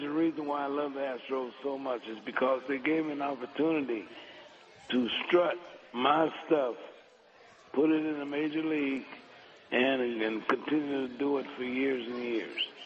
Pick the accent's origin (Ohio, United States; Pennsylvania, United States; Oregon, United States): Ohio, United States; Cincinnati; I was growing up in Cincinnati